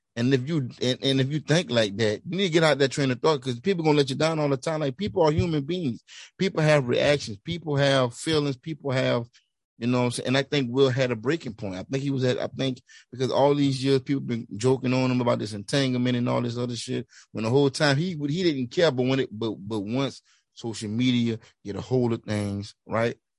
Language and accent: English; Louisiana, United States; I'm from Louisiana